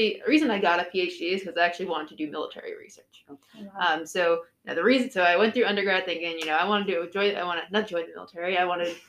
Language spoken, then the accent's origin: English; New York City, New York, United States; I'm originally from New York City